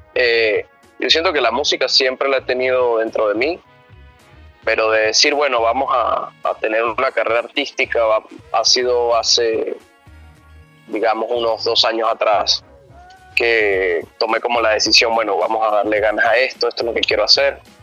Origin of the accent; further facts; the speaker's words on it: Venezuela; now in United States; yo soy de Venezuela